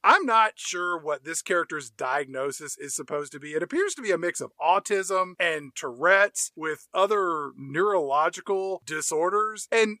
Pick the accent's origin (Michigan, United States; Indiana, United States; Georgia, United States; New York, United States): New York, United States; I say things like ratted out because I'm from New York. Forget about it.